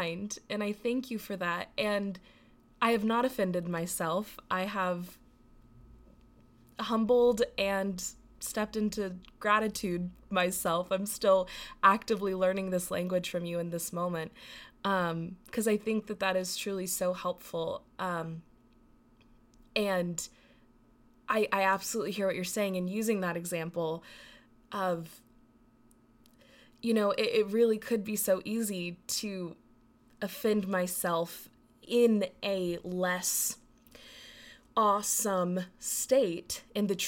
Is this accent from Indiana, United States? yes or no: no; Texas, United States; growing up in Texas, growing up in the Bible Belt